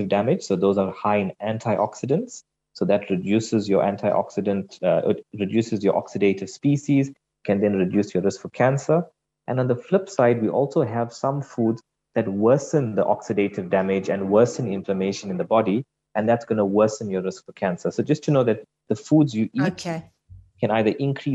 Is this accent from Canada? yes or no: no; South Africa